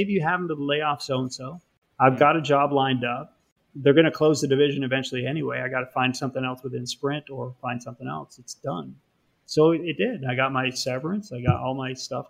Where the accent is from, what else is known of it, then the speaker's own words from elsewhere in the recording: Canada; moved away as an adult; now in United States; I am Canadian, so I was technically an alien